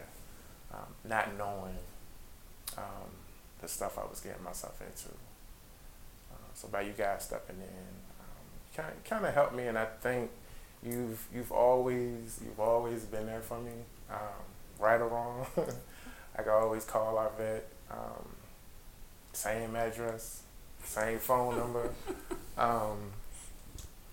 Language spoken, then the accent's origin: English; Petersburg, Virginia, United States; I'm originally from Petersburg, Virginia. So growing up there